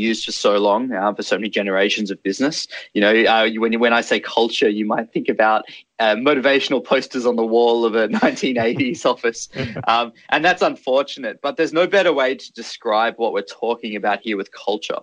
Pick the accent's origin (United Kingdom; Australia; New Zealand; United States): Australia; the way I was brought up in Australia